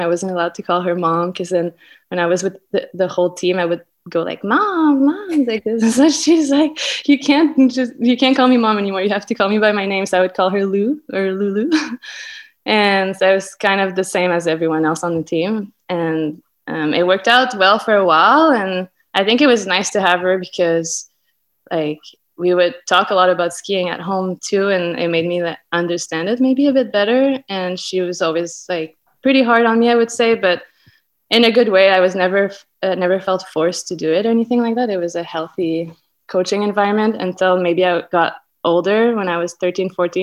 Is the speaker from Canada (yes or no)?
yes; Saint-Sauveur, Quebec, Canada; now in Whistler, Canada; I grew up in Saint-Sauveur, Quebec.